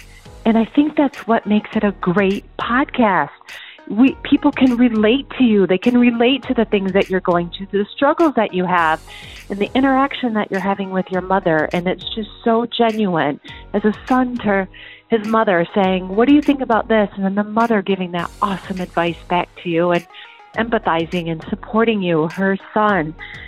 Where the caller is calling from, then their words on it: Canton, Georgia, United States; I'm calling from Canton, Georgia.